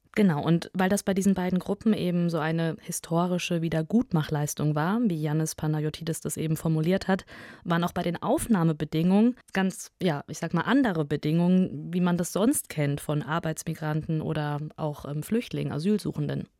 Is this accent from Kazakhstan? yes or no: yes; Kazakhstan; now in Germany; bin ich in Kasachstan geboren